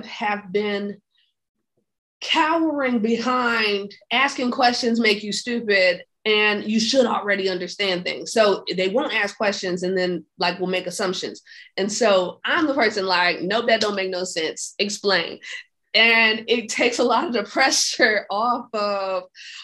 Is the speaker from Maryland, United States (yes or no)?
no; Hampton, Virginia, United States; moved away as an adult; also born or lived in Miami, Florida; I'm from Hampton, Virginia. I went to college in Hampton, Virginia